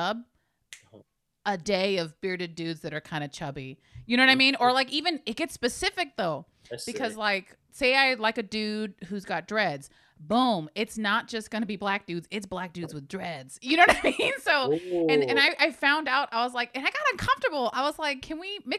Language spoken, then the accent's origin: English; Hayward, California, United States; We had a lot of Filipinos and stuff growing up in Hayward